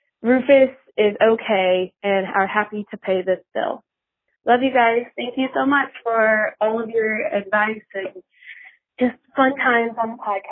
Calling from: Rogers, Arkansas, United States; I'm from Rogers, Arkansas

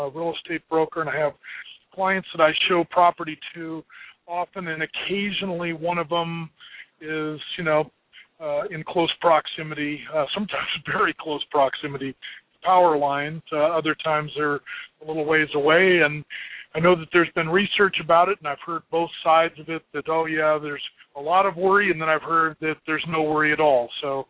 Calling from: Colorado, United States; I'm calling from Colorado

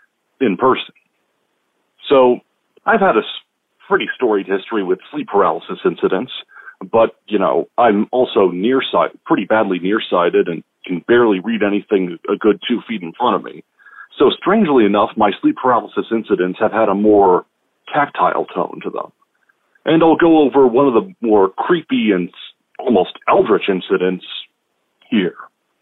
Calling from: Washington, United States; from Washington State.

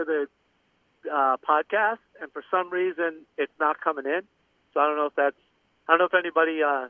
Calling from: Florida Keys, Florida, United States; Florida Keys.

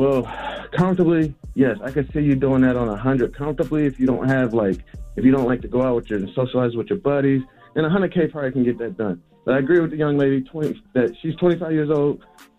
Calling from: Maryland, United States; I'm calling from Maryland.

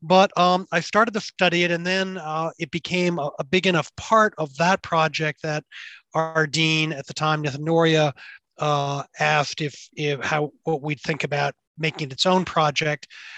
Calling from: Boston, Massachusetts, United States; Well, I'm calling from my very messy office at the Harvard Business School

